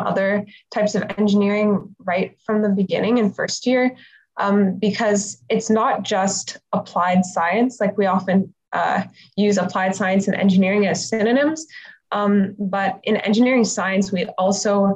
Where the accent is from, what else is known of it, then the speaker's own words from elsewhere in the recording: Toronto, Ontario, Canada; I'm actually from Toronto, so I didn't actually have to move to a new city